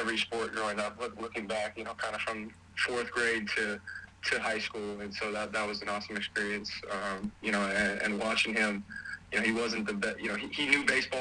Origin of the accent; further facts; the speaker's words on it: Appleton, Wisconsin, United States; now in Madison, United States; I'm from Appleton, Wisconsin. I'm currently located in Madison, Wisconsin, but it's about 2 hours north of here, kind of right by Green Bay. That's kind of where I went to high school and grew up and everything.